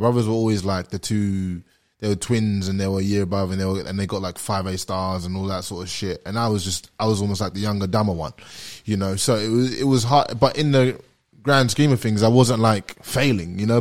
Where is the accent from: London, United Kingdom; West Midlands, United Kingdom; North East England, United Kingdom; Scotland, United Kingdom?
London, United Kingdom; moved away as an adult; also born or lived in Kentucky / Atlanta; now in Australia; I'm black and British and I'm from London